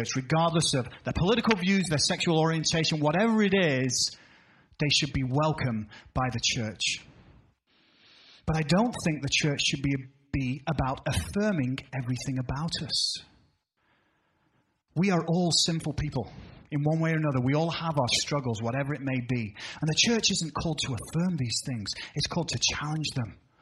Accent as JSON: {"language": "English", "country": "United Kingdom", "moved": "yes", "lives_now": "United States", "said": "as a Brit"}